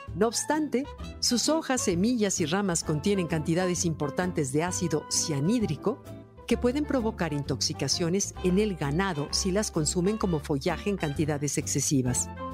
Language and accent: Spanish; Mexico